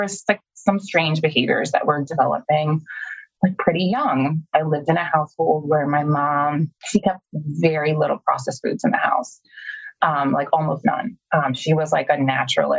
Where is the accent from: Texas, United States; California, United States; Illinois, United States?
Illinois, United States; also born or lived in Minnesota; My mom got remarried when I was 6 and we moved from Minnesota to Illinois